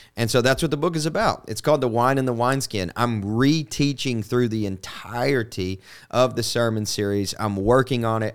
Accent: Kentucky, United States; now in Nashville, United States; I'm from Kentucky

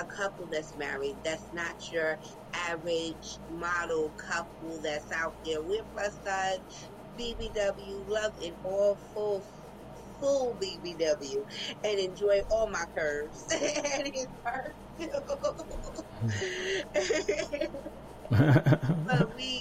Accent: New York City, New York, United States; We're from Brooklyn, New York

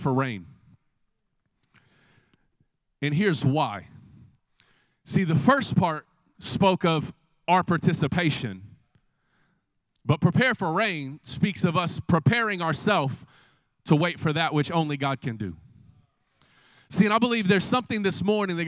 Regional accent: Del City, Oklahoma, United States; I grew up right here in the Del City community.

